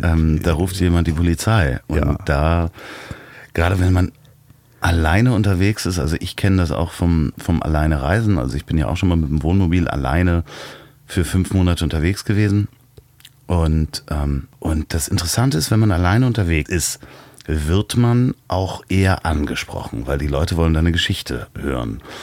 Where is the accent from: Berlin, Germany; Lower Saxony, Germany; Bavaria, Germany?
Berlin, Germany; ich versuche das jetzt mal als Berliner